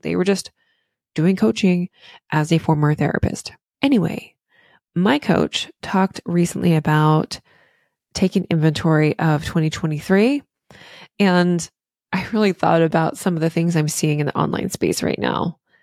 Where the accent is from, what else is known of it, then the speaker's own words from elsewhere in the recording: Virginia, United States; now in Maine, United States; I'm from the South originally in, um, Virginia